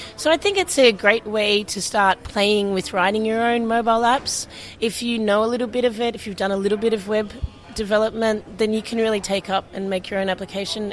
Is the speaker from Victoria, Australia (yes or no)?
no; Sydney, New South Wales, Australia; moved away; also born or lived in Portland; I'm from Sydney, Australia